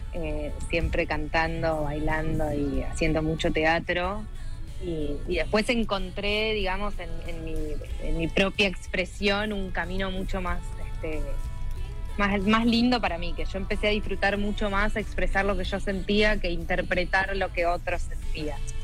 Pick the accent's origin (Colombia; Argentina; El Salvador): Argentina; San Luis; moved away as an adult; now in Buenos Aires, Argentina; yo nací en San Luis y cuando terminé el colegio me vine a vivir a Buenos Aires